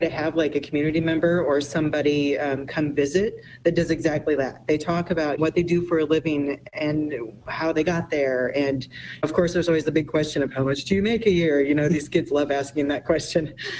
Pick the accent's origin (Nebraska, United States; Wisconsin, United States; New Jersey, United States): Nebraska, United States; Omaha; And I'm from Omaha